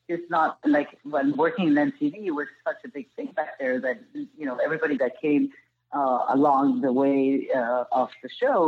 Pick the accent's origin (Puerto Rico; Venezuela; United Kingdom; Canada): Venezuela; Amazonas; English is a second language; moved away; growing up in Venezuela and in the Amazon